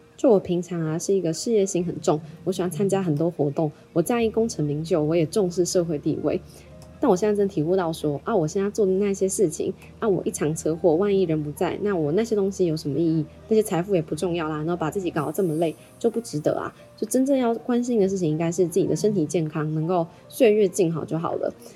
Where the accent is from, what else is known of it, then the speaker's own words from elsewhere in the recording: Taiwan; 我台湾人嘛